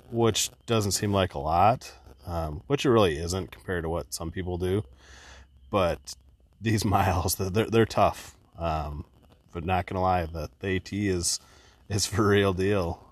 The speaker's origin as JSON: {"language": "English", "region": "Midwest", "country": "United States", "said": "we're from the Midwest"}